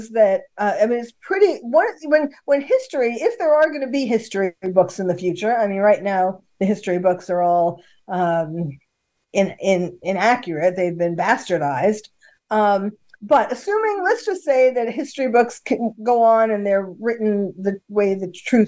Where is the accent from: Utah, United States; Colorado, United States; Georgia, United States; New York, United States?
New York, United States; New York City; now in California, United States; I was born and bred in New York City, although I was living in California by then